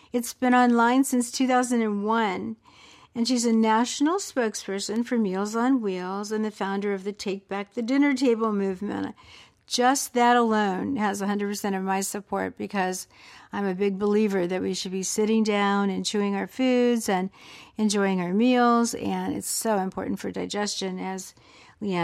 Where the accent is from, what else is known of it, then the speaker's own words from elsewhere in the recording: the South, United States; I'm from the South myself.